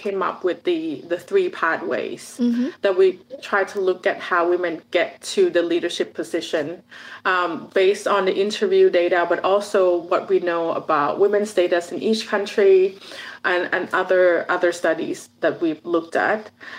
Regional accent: Thailand; I'm originally from Thailand

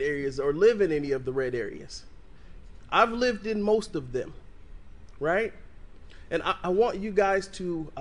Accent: Evansville, Indiana, United States; I'm an Evansville native. I was born and raised here in Evansville.

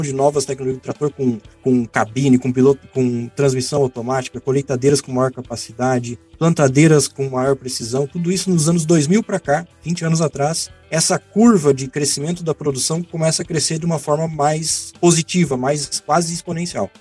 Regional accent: Maquiné, Rio Grande do Sul, Brazil; Eu sou gaúcho, Nasci numa cidadezinha minúscula, pequena, Maquiné, tem 7 mil habitantes

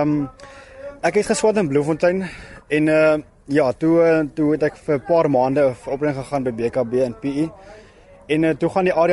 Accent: Lesotho; Ek kom uit Lesotho.

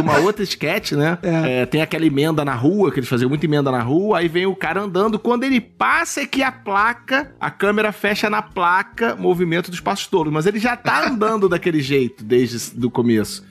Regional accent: Niterói, Rio de Janeiro, Brazil; eu, enfim, vim de Niterói, minha parada sempre foi de rua, eu sempre fui um cara de rua, de brincar na rua

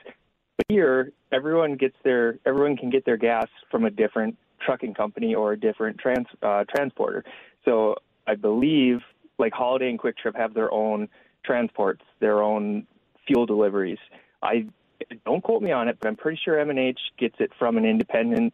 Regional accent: Grand Rapids, Minnesota, United States; now in Duluth, United States; I'm from Grand Rapids originally.

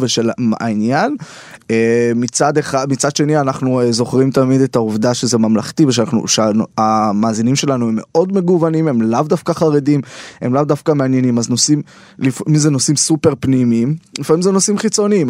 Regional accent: Beit Shemesh, Jerusalem District, Israel; moved away as an adult; now in Tel Aviv, Israel; אני גר אה, בתל אביב וגדלתי בית שמש, ירושלים, על הציר הזה

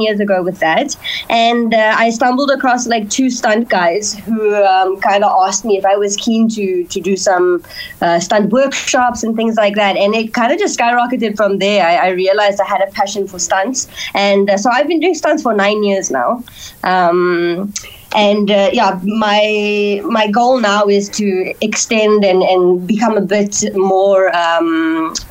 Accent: Cape Town, Western Cape, South Africa; I'm born and raised in Fisher, Cape Town

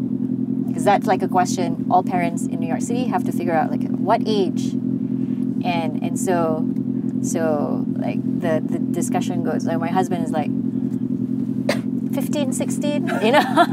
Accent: Malaysia; my Malaysian story of, it's probably not as interesting as that person's story of when he was growing up in the UK

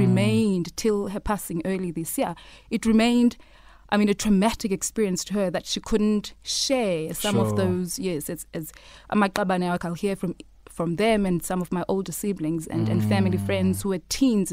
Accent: Lesotho; She gave birth to me, and we settled in Lesotho

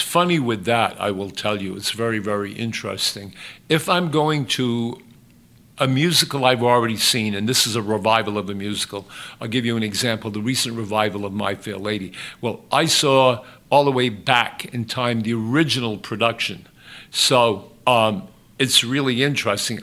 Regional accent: Westport, Massachusetts, United States; also born or lived in Fall River, Massachusetts; i was born in Fall River. My parents moved us immediately to Westport. I was raised in the town of Westport. I went to Westport schools

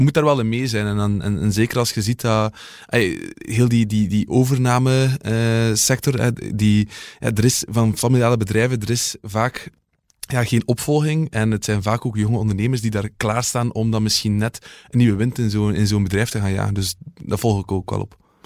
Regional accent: Oudenaarde, Flanders, Belgium; ik ben van Oudenaarde

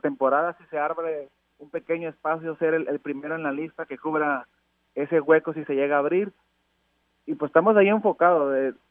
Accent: Tabasco, Mexico; also born or lived in Córdoba, Veracruz; nací en Veracruz pero creado en Tabasco

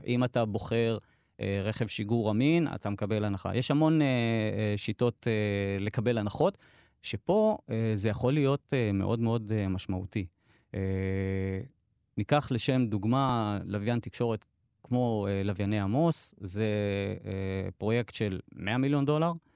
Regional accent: Dimona, Southern District, Israel; אני נולדתי וגדלתי בדימונה

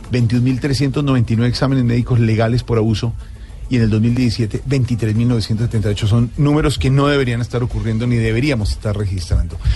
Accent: Colombia; si no cambiamos nuestro sentido cultural de familia, de formación como colombianos, es muy complicado

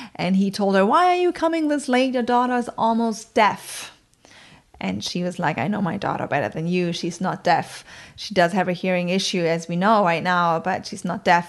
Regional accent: countryside outside of Bremen, Germany; English is a second language; moved away; I grew up on the countryside outside of Bremen, which is in northern Germany

